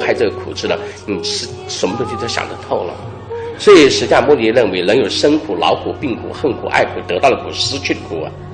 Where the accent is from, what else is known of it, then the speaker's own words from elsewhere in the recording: China; 这种苦去甘来又吻合了我们中国人传统人的教育教育人的方法